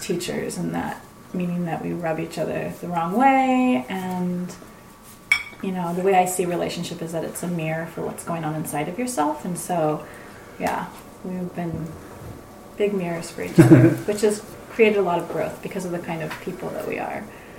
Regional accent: Renton, Washington, United States; born or raised there

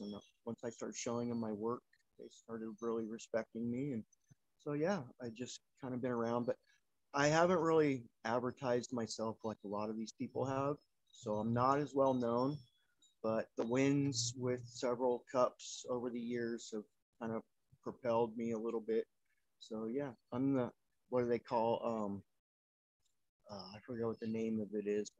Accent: Campo, California, United States; now in Bangkok, Thailand; I grew up right on the East County border of Mexico and San Diego, and small town of Campo

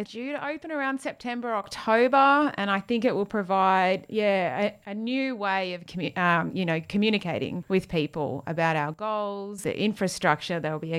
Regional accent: Queensland, Australia; moved away; I grew up in Queensland

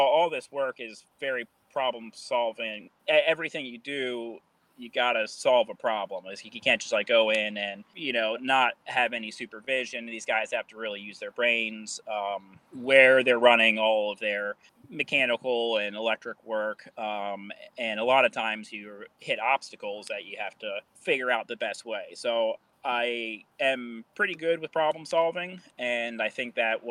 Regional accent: Baltimore, Maryland, United States; I am from Baltimore, Maryland, and I am a construction superintendent.

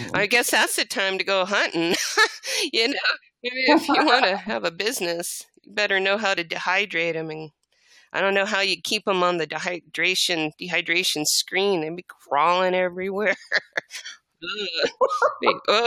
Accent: El Paso, Texas, United States; also born or lived in Fort Worth, Texas; I was born in Fort Worth, Texas. That's before we moved to El Paso.

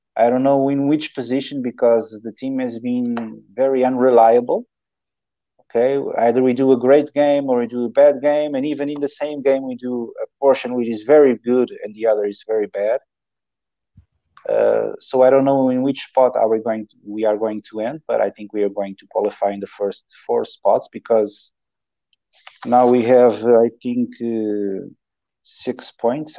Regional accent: Queluz, Lisbon, Portugal; I'm from Calouge

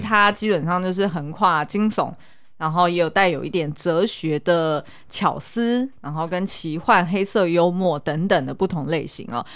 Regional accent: Taiwan; 我小时候在眷村的时候

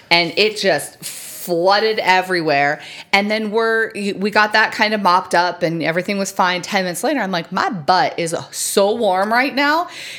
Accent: United States; Apparently I'm from America.

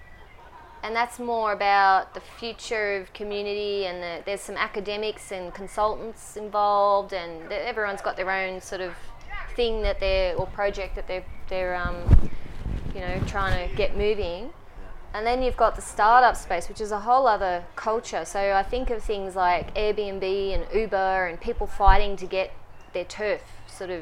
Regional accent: Brisbane, Queensland, Australia; moved away as an adult; now in Melbourne, Australia; I'm from Brisbane, I moved from Brisbane about 18 months ago

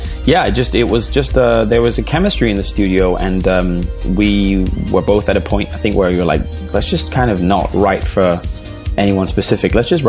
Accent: Denmark; English is a second language; also born or lived in England; now in Los Angeles, United States; I'm from Denmark originally. I'm born and raised in Denmark. My dad is Scottish, but moved to Denmark like 45 years ago or something.

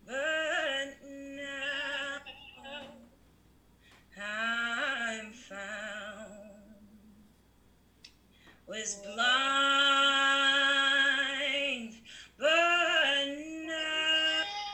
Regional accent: Arkansas, United States; we grew up in Arkansas.

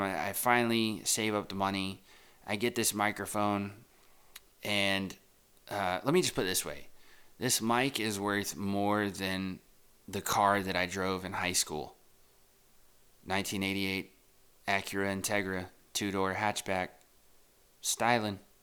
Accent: Texas, United States; now in New York City, United States; I grew up in, I grew up in Texas

